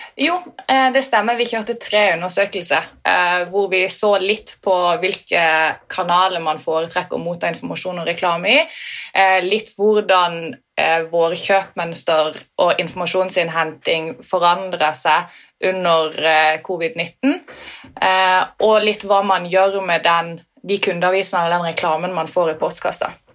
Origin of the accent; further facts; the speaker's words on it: Sørlandet, Norway; som sørlending